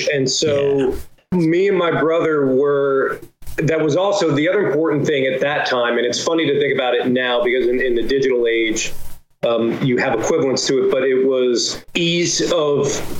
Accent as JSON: {"language": "English", "region": "New Jersey", "country": "United States", "tie": "born or raised there", "said": "growing up in New Jersey"}